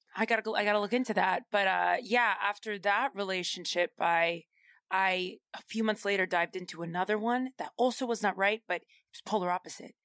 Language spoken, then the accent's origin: English; Boston, Massachusetts, United States; moved away as an adult; now in New York, United States; I'm from Boston